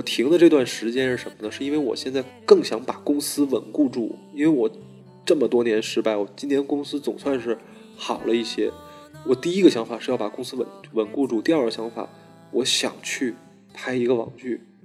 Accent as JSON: {"language": "Chinese", "region": "Beijing", "country": "China", "said": "我是北京的"}